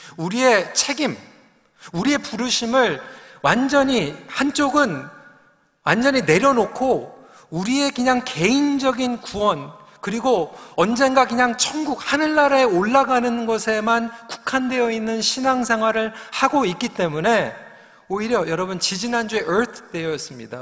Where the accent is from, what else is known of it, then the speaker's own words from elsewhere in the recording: Seoul, South Korea; 제가 영등포에서 태어난 걸 너무 또 이렇게 기억을 하시는데 사실 그렇습니다. 저는 그냥 도시에서 태어나서 어, 도시에서 그냥 자라나면서